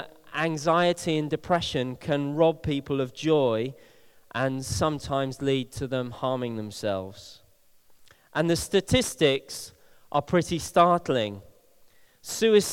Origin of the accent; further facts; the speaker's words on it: Bristol, South West England, United Kingdom; one of my oldest friends, who I grew up with here in Bristol